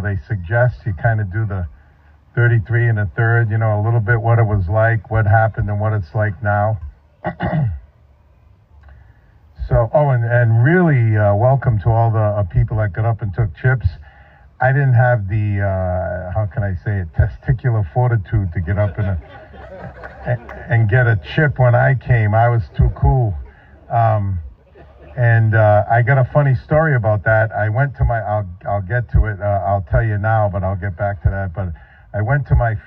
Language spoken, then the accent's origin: English; New England, United States; moved away as an adult; also born or lived in Northeast; I come from New England